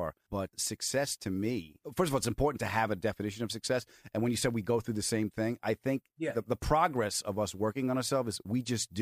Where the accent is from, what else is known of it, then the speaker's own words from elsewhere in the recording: Long Island, New York, United States; I was from Long Island